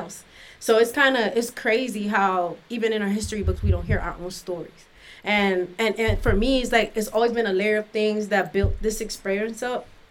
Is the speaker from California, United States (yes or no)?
no; Miami, Florida, United States; also born or lived in Washington, D.C.; now in St. Louis, United States; when I turned one, we moved to Miami, and I was raised in Miami.